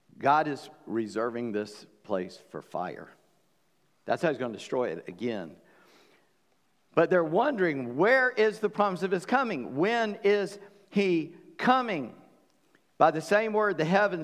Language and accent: English; Charleston, United States; I grew up in Charleston